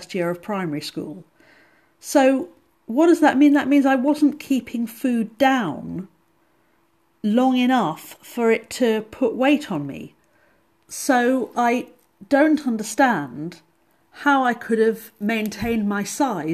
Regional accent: England, United Kingdom; I'm English

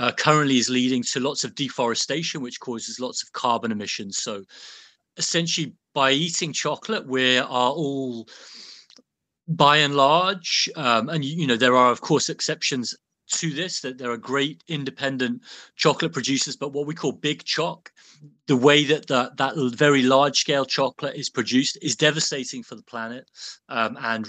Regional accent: Birmingham, West Midlands, United Kingdom; I grew up in Birmingham, within sort of smelling distance, more or less, of the Cadbury's chocolate factory

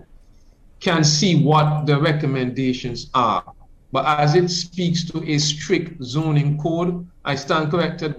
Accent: Grays Farm, Saint John, Antigua & Barbuda; I'm from Grace Farm community

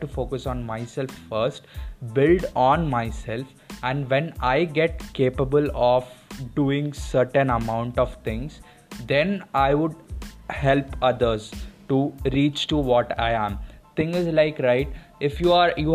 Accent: India; I am a Indian person

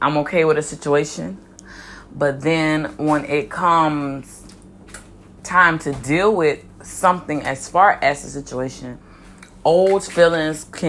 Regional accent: Miami, Florida, United States; I'm from Miami, Florida, born and raised

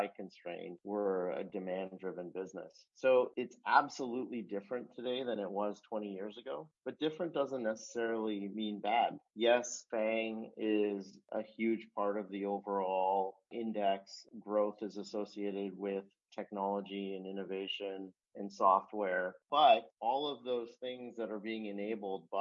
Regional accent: Calgary, Alberta, Canada; I was growing up in Calgary

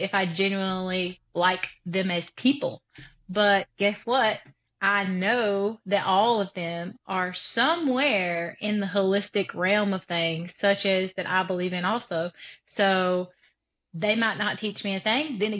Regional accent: South Alabama, United States; I'm from South Alabama.

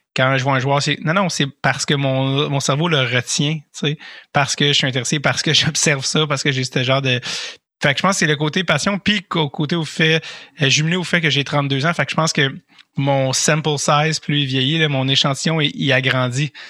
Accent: Montreal, Quebec, Canada; je viens de Montréal

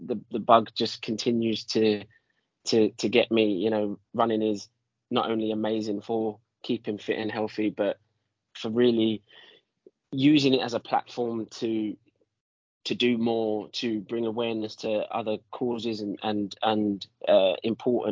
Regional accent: London, United Kingdom; I'm from London, so I'm a city boy.

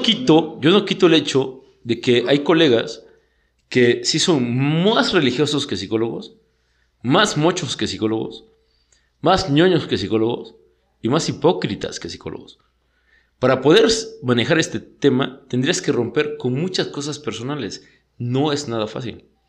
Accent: Mexico; Somos bien bullying como sociedad mexicana

